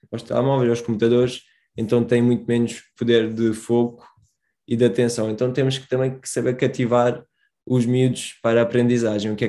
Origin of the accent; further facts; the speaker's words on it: Portimão, Algarve, Portugal; sou de Portimão